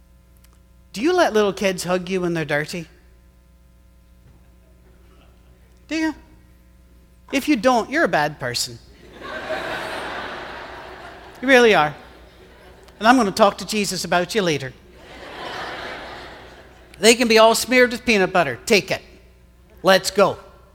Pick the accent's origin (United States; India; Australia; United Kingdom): United Kingdom; moved away; I'm British